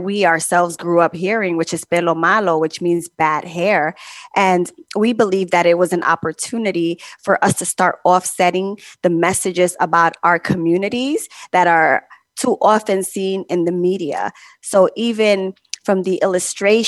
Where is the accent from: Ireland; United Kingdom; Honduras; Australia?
Honduras; now in Bronx, United States; I was born in Honduras and raised in a small Garifuna village